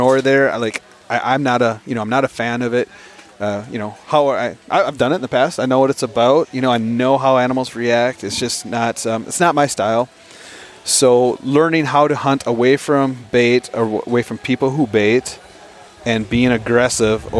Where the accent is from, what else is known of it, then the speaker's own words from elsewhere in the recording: Wisconsin, United States; growing up in Wisconsin